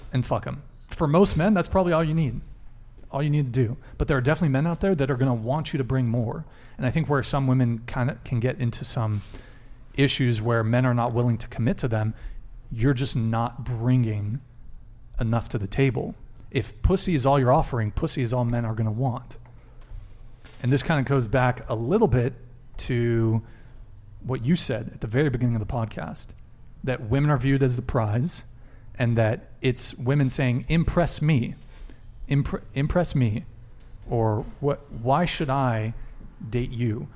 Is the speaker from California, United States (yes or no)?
yes; Santa Barbara, California, United States; also born or lived in France; I moved to Santa Barbara when I was five, so I've lived here for a long time